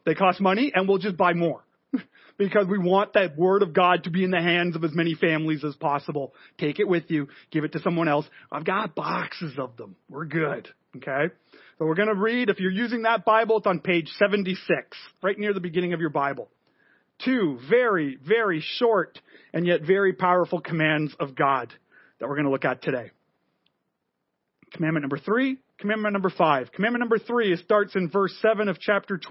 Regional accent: Montreal, Quebec, Canada; moved away; I grew up in Montreal. My family is French Canadian

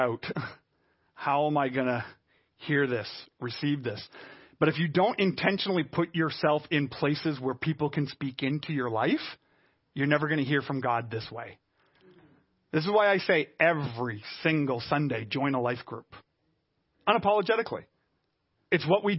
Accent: Montreal, Quebec, Canada; I'm a Canadian, Caucasian, West Island suburban boy

